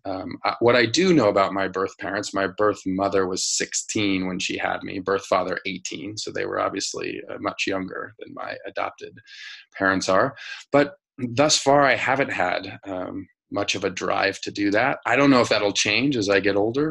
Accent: Denver, Colorado, United States; I grew up in Denver, Colorado, in like a working class uh, family.

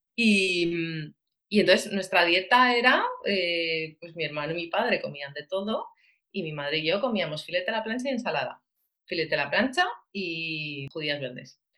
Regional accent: Valencia, Valencian Community, Spain; soy de Valencia

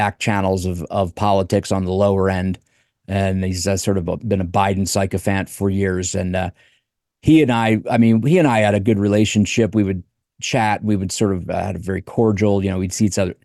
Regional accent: Delaware, United States; moved away; back in Delaware, my home state.

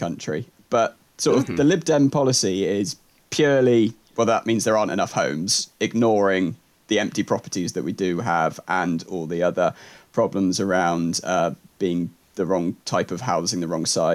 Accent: England, United Kingdom; I'm only English.

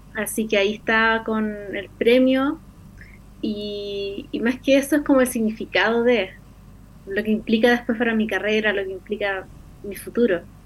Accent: Antofagasta, Chile; yo me crecí en Antofagasta

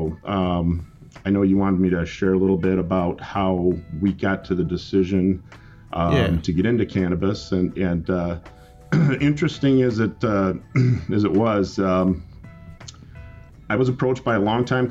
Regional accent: Jackson, Michigan, United States; also born or lived in Lansing, Michigan; I was born and raised in Jackson, Michigan

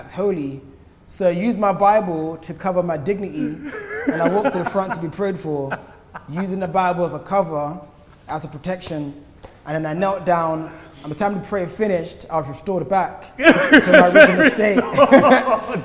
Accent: Croydon, London, United Kingdom; From South London. I'm from Croydon, like, just borders South London.

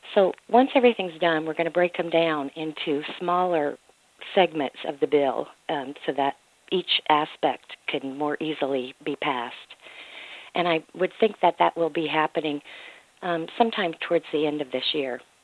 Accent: Mississippi, United States; Mississippi is my home state

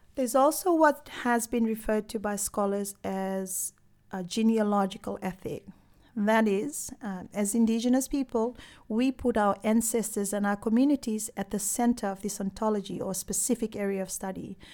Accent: Fiji; growing up in Fiji, I was brought up

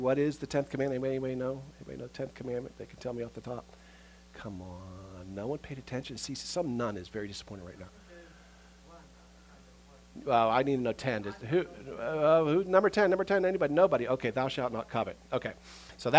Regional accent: United States; we as American Christians

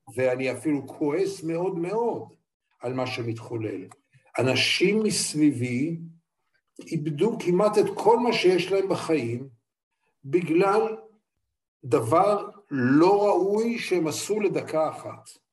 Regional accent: Israel; אני ישראלי

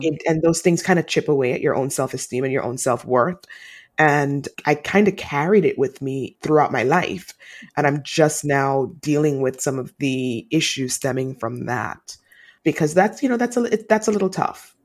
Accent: Jamaica; I'm Jamaican, and Jamaican women are taught to be really strong

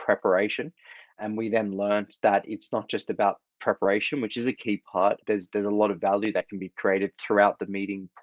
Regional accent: Australia; moved away; Grew up in Australia, as you can hear from my accent

